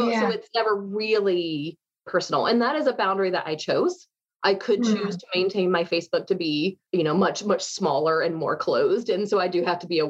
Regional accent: United States; As an American

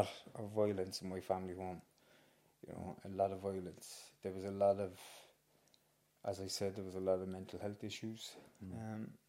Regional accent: Cork, Munster, Ireland; I grew up in Hollyhill, Arcullen, James, a few doors down from you.

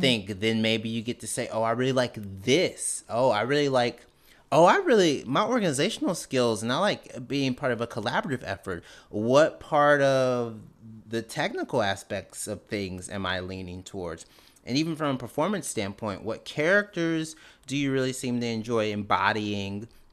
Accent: Canton, Mississippi, United States; I was born and raised in Canton, Mississippi, which is about nineteen miles north of Jackson

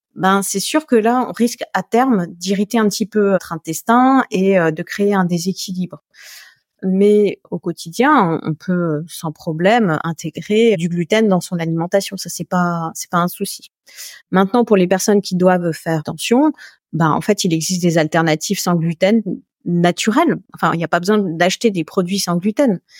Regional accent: Alsace, Grand Est, France; je suis alsacienne

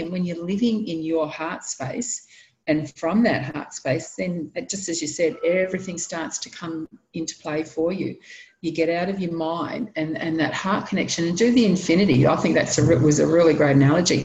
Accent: Sydney, New South Wales, Australia; moved away; I was born in Sydney, in New South Wales. I love Sydney, can't live there anymore

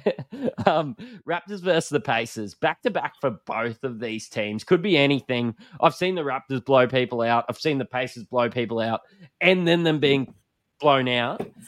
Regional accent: Australia; accent: bogan; We're from Australia, if you can't tell by my bogan accent

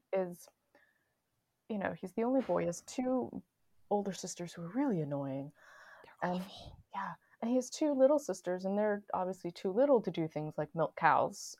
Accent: New York City, New York, United States; I'm from Queens

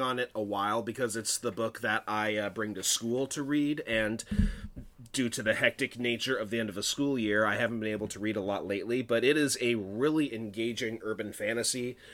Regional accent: Lake Stevens, Washington, United States; I have lived in my hometown of Lake Stevens for a good portion of my life

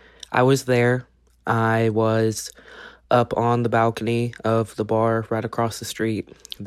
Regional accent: Dayton, Ohio, United States; I'm from Dayton, Ohio

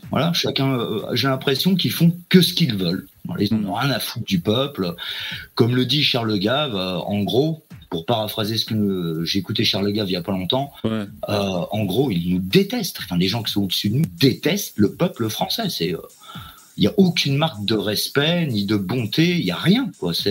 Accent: France; moi, je suis un Français qui a été fortement américanisé par la culture américaine.

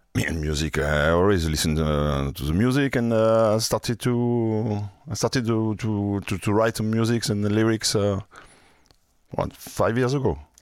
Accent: France; accent: French; English is a second language; also born or lived in Marseille; with a French accent

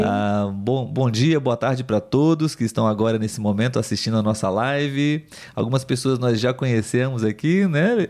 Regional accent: Brazil; como nós brasileiros aqui

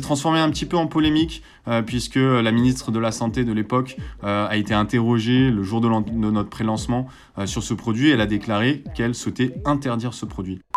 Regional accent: Marseille, Provence-Alpes-Côte d'Azur, France; j'ai grandi à, à Marseille

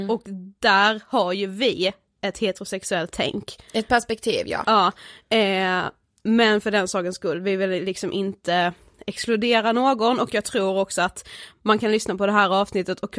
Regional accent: Karlshamn, Blekinge, Sweden; Vi är ett mm. stort kompisgäng hemma i Karlshamn.

